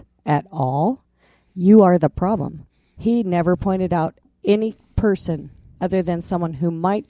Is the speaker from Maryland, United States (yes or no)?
no; Torrington, Wyoming, United States; I'm from Torrington with 6,000.